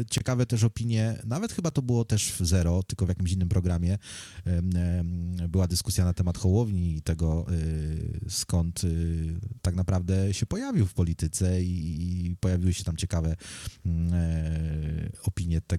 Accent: Poland; now in United Kingdom; jak przyjechałem z Polski do, do Wielkiej Brytanii, to byłem bardziej taki nastawiony właśnie

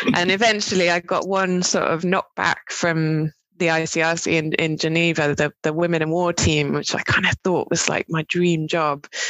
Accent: Cambridge, East of England, United Kingdom; moved away as an adult; also born or lived in Dorset / Bristol; I'm originally from um, Dorset, um, but kind of grew up in Cambridge

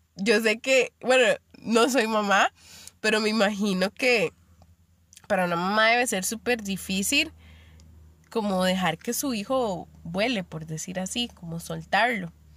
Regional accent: Limón, Costa Rica; moved away as an adult; Yo soy de Limón y me fui a vivir hacia la abuela

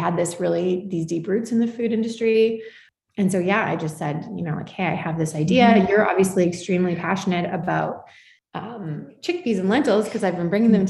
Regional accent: Calgary, Alberta, Canada; moved away as an adult; now in Vancouver, Canada; I grew up in Calgary with deep roots in Saskatchewan.

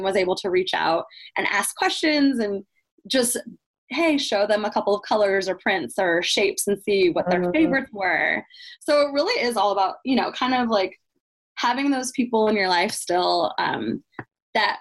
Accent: Iowa, United States; growing up in Iowa, my family, everybody's here for my family still

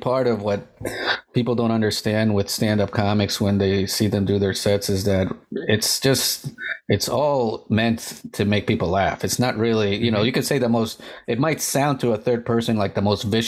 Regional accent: United States; I'm Colombian too. I was born in the States, but my family, both my parents are Colombian

